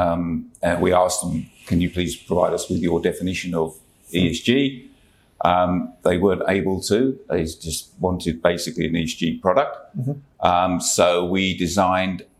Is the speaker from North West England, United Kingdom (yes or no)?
no; London, United Kingdom; moved away as an adult; now in Hobart, Australia; you can tell from my accent, I'm originally from London.